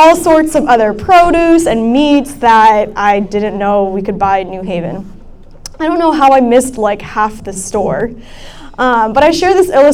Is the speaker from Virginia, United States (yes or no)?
yes; Centreville, Virginia, United States; moved away as an adult; now in New Haven, United States; I am from Northern Virginia. I'm from Centerville